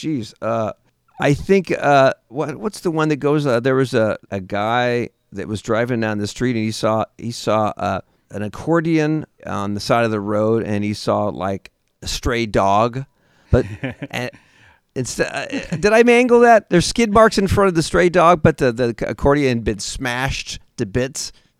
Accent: Seattle, Washington, United States; Seattle, Washington.

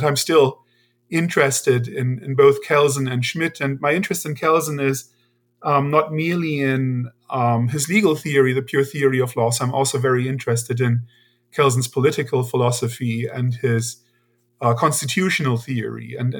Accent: Germany; So I'm originally from Germany

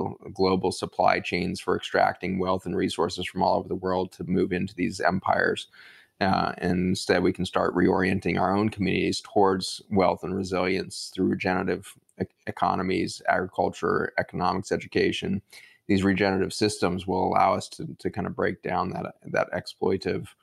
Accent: Boulder, Colorado, United States; grew up outside of Boulder, Colorado, and in the housing projects that were outside of Boulder there

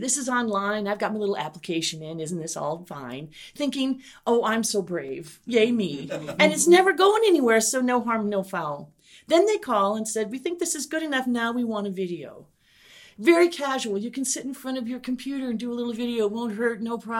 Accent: Midwest, United States; And they found out I was from the Midwest.

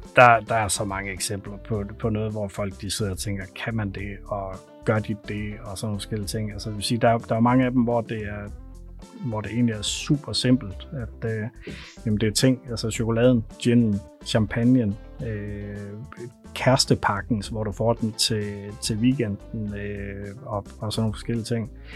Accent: North Jutland, North Denmark Region, Denmark; jeg er fra Nordjylland, så jeg taler simpelthen så langsomt

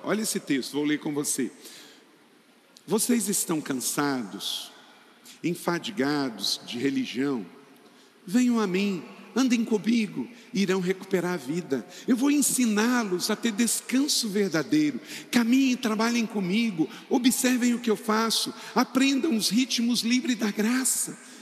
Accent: Macaé, Rio de Janeiro, Brazil; Eu nasci lá pertinho, em Macaé

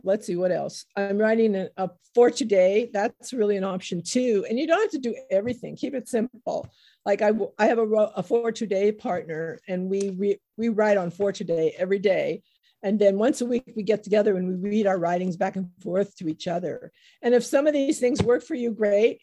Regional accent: United States; I was born in the United States

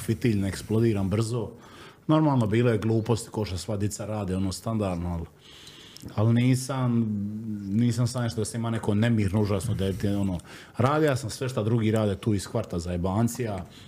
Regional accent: Solin, Split-Dalmatia County, Croatia; odrastanje u Splitu i Solinu, šta ja znam, ono, uvijek su gledali nas ko seljake, ko evo, on iz Kaštela i ono, mi iz Solina smo gledali na Kaštela ko selo

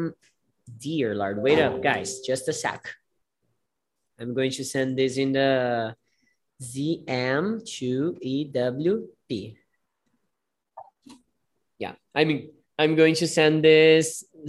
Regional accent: Brazil; English is a second language; we Brazilian people

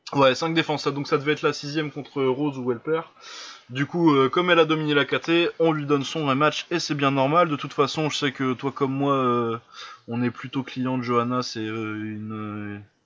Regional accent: Lille, Hauts-de-France, France; je suis lillois

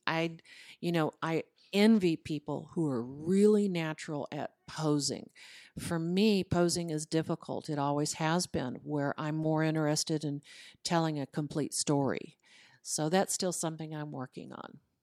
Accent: Los Angeles, California, United States; moved away as an adult; now in Parker County, Texas, United States; I was reared in Hollywood, Col-, California.

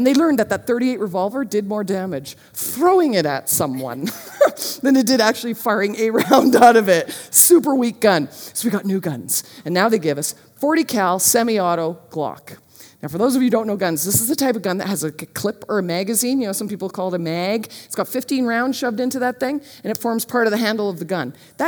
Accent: Marlboro, United States; I grew up in Marlboro and I'd never touched a gun.

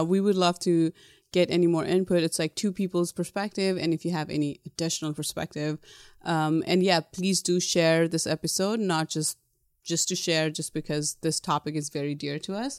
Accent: Nepal; moved away as an adult; now in United States; Growing up in Nepal, there is, um, a lot of corporal punishment

